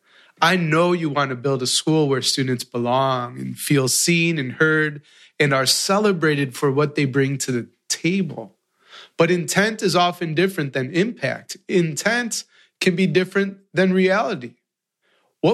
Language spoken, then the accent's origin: English; Chicago, Illinois, United States; I come from Chicago